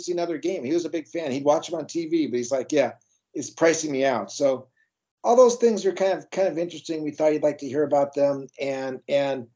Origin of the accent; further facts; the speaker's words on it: Long Beach, California, United States; growing up in Long Beach